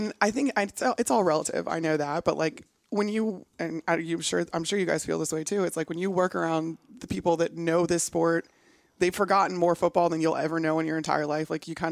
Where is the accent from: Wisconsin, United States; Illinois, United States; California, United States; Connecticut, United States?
Illinois, United States; Chicago; moved away; growing up in Chicago, which is where I grew up